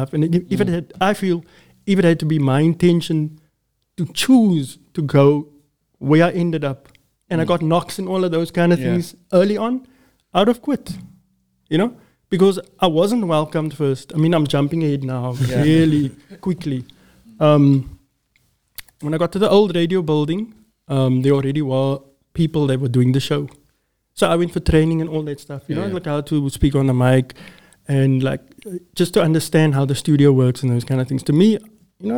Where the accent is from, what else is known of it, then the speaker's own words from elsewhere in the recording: Cape Town, Western Cape, South Africa; I grew up in Athlone, born and raised.